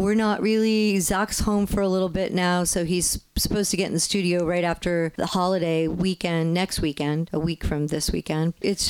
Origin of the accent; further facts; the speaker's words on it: New Jersey, United States; now in Southern California, United States; I have not had to defrost a windshield since I grew up in New Jersey.